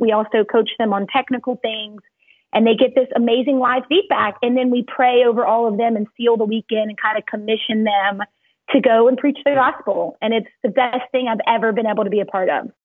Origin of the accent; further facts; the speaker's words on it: Cajun, Louisiana, United States; moved away as an adult; also born or lived in Baton Rouge, Louisiana; now in Dallas, United States; I'm Cajun